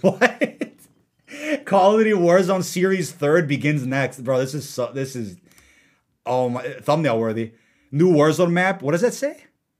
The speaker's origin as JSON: {"language": "English", "region": "London", "country": "United Kingdom"}